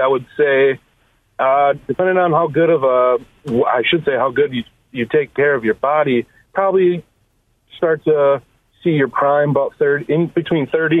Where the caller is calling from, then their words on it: Muskegon, Michigan, United States; I'm calling from Muskegon, Michigan.